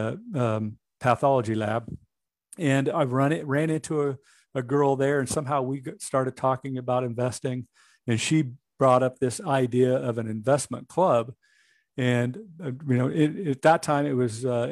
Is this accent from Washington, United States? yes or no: yes; Washington, United States; I was born in Washington State. Both my wife and I were born there